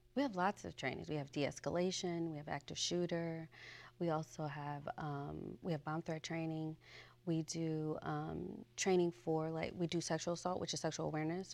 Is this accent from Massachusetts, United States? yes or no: no; Chicago, Illinois, United States; moved away as an adult; I'm from Chicago, Illinois, and I went to Mother Macaulay High School